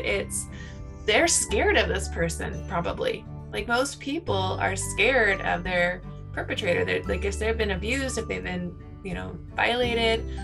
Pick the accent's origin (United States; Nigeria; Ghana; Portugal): United States; California; moved away; also born or lived in New York; We're from California